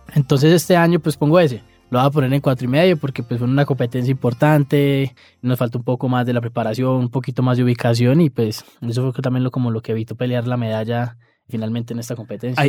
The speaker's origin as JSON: {"language": "Spanish", "country": "Colombia"}